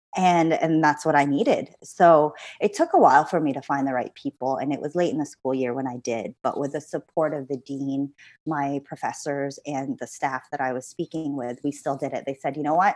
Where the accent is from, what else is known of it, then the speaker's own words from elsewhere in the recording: Canada; moved away as an adult; also born or lived in Philippines; now in London, United Kingdom; I'm Canadian